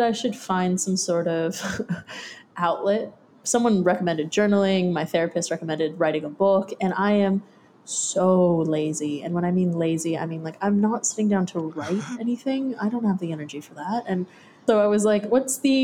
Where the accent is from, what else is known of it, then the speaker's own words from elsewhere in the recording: Santa Cruz, California, United States; moved away as an adult; now in Australia; I'm from Santa Cruz, California, which is about an hour and 20 minutes south of San Francisco.